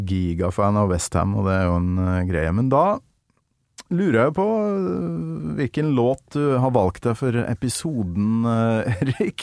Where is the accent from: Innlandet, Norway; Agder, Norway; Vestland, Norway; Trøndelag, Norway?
Trøndelag, Norway; Kolvereid